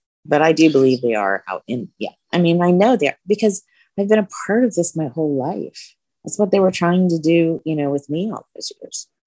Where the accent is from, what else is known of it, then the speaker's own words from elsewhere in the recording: central Ohio, United States; I grew up in central Ohio